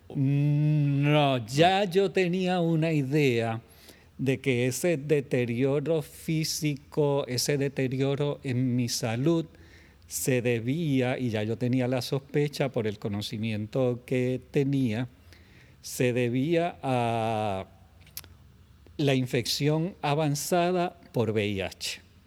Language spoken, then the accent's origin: Spanish; Puerto Rico; moved away as an adult; also born or lived in San Juan metropolitan area, Puerto Rico; retornar entonces a mi pueblo porque familia sigue siendo familia